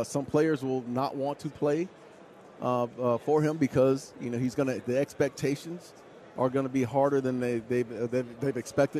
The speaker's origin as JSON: {"language": "English", "town": "Phoenix", "region": "Arizona", "country": "United States", "said": "So I'm from Phoenix."}